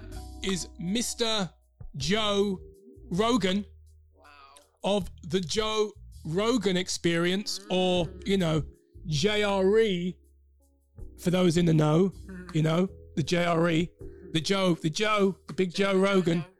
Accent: London, United Kingdom; accent: Cockney; We are we are Londoners. Oh. So um, you know, we might go into Cockney every now and again.

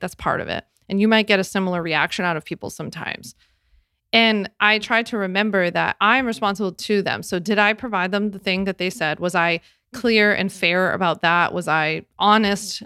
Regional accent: Philadelphia area, New Jersey, United States; I'm from Jersey, Philly area. So, we say down the shore when we go to the beach.

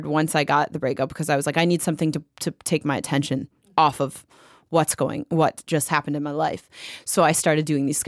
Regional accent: Detroit, Michigan, United States; born or raised there; moved away as an adult; also born or lived in Los Angeles, California

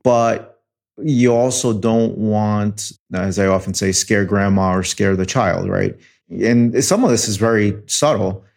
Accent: New York City, New York, United States; moved away; also born or lived in Detroit; I was born in New York City.

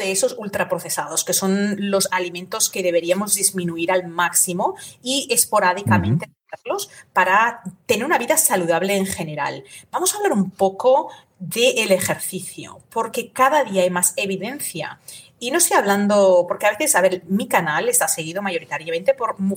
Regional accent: United States; also born or lived in Spain; aunque yo viví en España de niña, soy norteamericana, llevo aquí tantísimos años que muchísimas

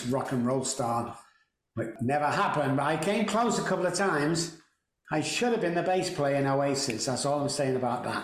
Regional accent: Manchester, North West England, United Kingdom; I actually grew up a place called Moss Side in Manchester.

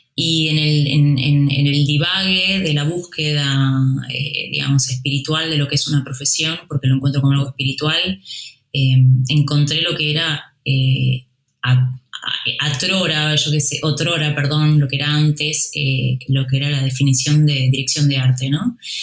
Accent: Uruguay; now in Spain; De donde yo vengo, en Uruguay

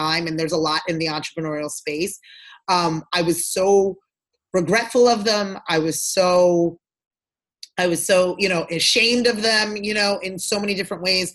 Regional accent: Freetown, Western Area, Sierra Leone; moved away; I'm from Sierra Leone, West Africa. That's where I was born. And that's where my family's from. Yes. And so, I was born in Freetown.

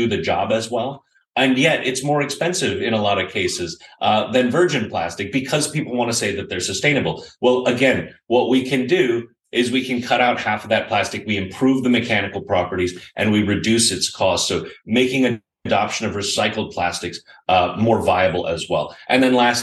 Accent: United States; also born or lived in Austin, Texas; as an American millennial

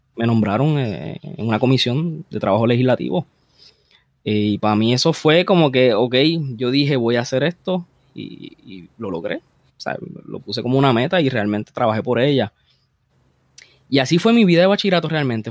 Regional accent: Bayamón, Puerto Rico; yo, yo nací en Bayamón. Eh, naturalmente, eh, ahora mismo estoy viviendo básicamente donde yo crecí cuando era un niño.

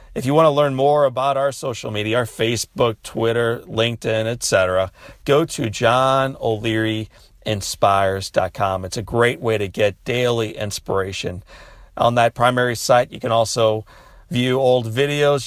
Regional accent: Midwest, United States; As a child growing up in the Midwest

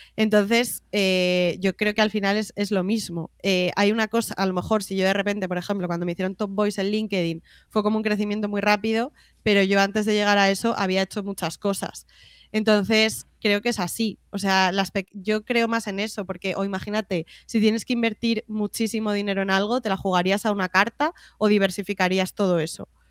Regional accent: Madrid, Community of Madrid, Spain; also born or lived in Canary Islands; yo soy de Madrid y me encanta Madrid

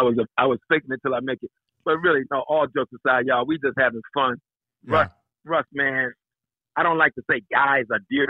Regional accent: Washington, District of Columbia, United States; moved away as an adult; now in Los Angeles, United States; I'm from Southeast

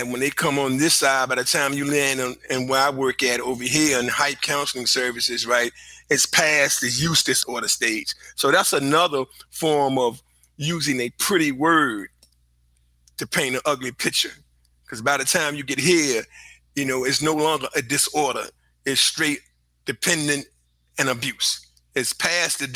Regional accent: Richmond, Virginia, United States; I'm from Richmond, Virginia. Been here all of my life

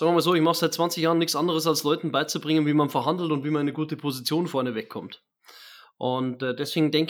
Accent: Germany; Ja, genau, das, äh, bin ja doch Deutscher.

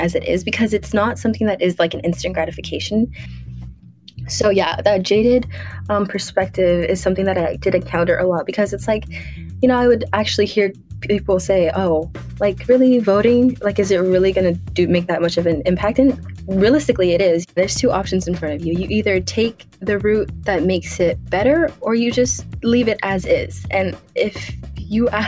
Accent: Los Angeles, California, United States; I grew up in South Central, and I I went to school in Culver City

